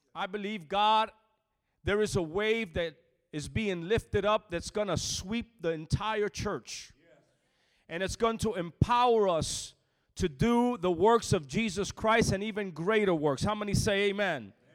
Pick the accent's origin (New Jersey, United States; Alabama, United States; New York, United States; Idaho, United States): New Jersey, United States; Lakewood; moved away; also born or lived in Florida; I was born and raised on the east side, a small town called Lakewood